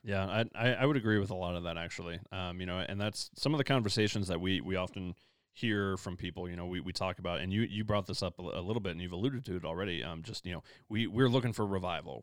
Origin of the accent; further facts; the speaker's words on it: Midwest, United States; now in Denver, United States; I come from the Midwest